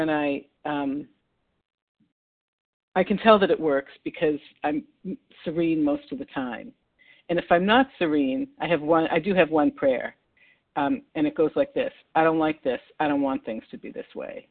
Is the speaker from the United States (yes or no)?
yes; Massachusetts, United States; I'm from Massachusetts.